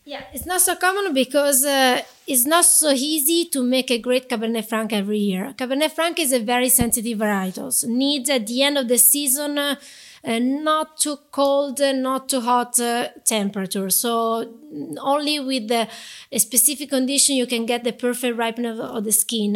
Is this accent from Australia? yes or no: no; Chianti, Tuscany, Italy; English is a second language; moved away as an adult; now in Bulgaria; I grew up in Chianti.